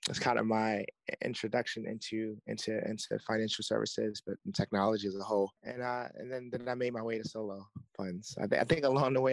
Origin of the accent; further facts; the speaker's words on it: Baltimore, Maryland, United States; I'm from Baltimore